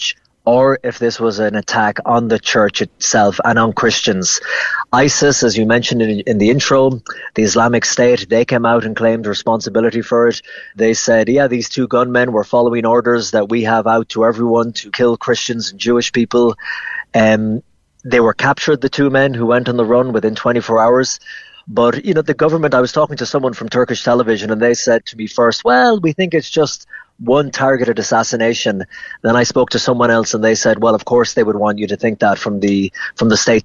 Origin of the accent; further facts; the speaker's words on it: Ennis, Munster, Ireland; moved away as an adult; also born or lived in New York; now in Rome, Italy; I'm from Ennis and Clare